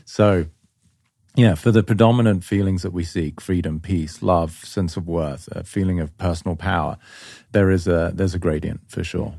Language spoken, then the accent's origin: English; England, United Kingdom; moved away; I grew up in England.